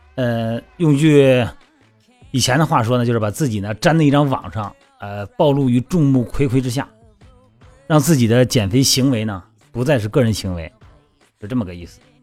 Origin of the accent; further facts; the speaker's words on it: Shandong, China; 我老家山东哈，我们那边儿吃饭讲究是先吃饭后喝汤